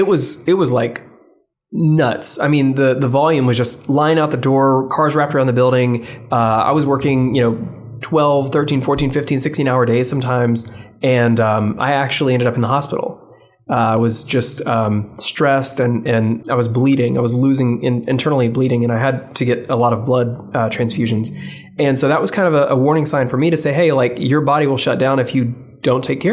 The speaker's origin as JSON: {"language": "English", "town": "Memphis", "region": "Tennessee", "country": "United States", "tie": "born or raised there", "said": "I was born and raised in Memphis"}